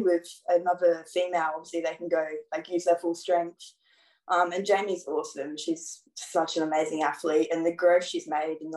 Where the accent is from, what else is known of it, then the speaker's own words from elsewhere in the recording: Sunshine Coast, Queensland, Australia; also born or lived in Essex, England; I'm originally from England, Essex out there, and I moved to Australia when I was six. So I've been living here about 13 years now. Just grew up here on the Sunshine Coast